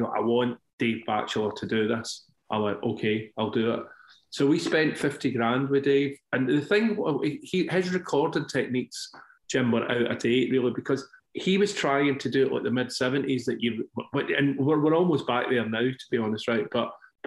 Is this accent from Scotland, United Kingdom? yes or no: yes; Scotland, United Kingdom; I'm Scottish